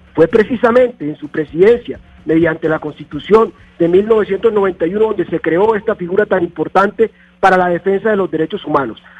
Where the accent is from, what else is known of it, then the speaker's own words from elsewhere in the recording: Montelíbano, Córdoba, Colombia; Vengo de una región afectada por el conflicto armado, donde hay 350 mil víctimas, el sur del departamento de Córdoba. Yo soy de Montelíbano.